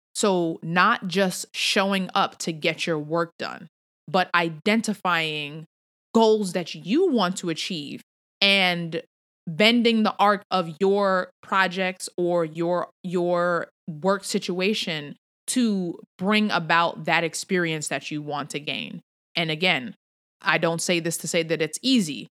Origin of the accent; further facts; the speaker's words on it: New York City, New York, United States; moved away; I'm a New Yorker at heart